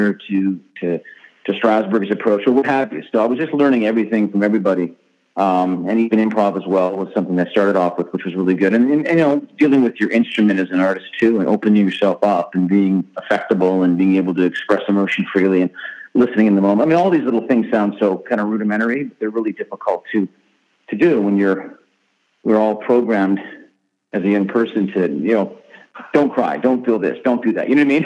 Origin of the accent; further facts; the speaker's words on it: Canada; I grew up in Canada